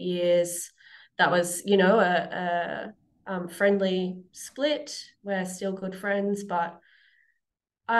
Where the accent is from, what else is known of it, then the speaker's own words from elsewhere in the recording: Newcastle, New South Wales, Australia; also born or lived in Sydney / Germany; now in Parkes, Australia; I'm from Newcastle, Mullumbimba. I was born there back in 1988. So I lived there most of my life